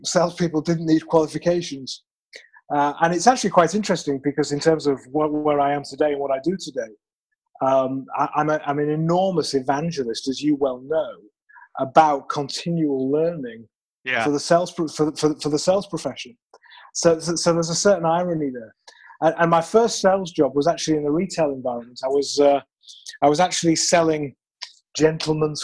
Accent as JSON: {"language": "English", "country": "United Kingdom", "moved": "yes", "said": "I am originally from the United Kingdom. I promise this is a natural accent"}